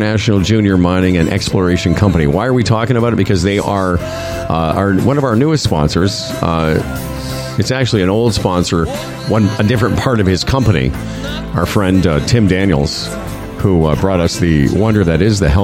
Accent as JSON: {"language": "English", "town": "Moose Jaw", "region": "Saskatchewan", "country": "Canada", "tie": "born or raised there", "said": "We grew up in Moose Jaw together"}